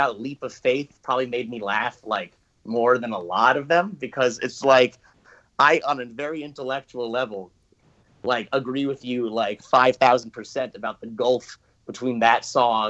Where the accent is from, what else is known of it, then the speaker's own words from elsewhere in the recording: New Jersey, United States; also born or lived in East Village, New York City / Verona, New Jersey / Montclair, New Jersey; I'm a first generation New Jersey, and I was born in the East Village and in New York, and we came here for the schools